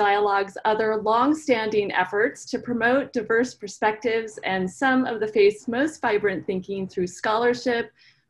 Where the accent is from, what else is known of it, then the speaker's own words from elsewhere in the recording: Fairbanks, Alaska, United States; University of Alaska Fairbanks, which is my hometown